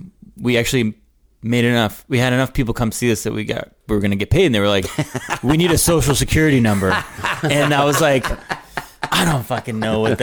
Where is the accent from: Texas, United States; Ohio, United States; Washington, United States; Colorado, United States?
Texas, United States; Houston; now in Austin, United States; I grew up in Houston.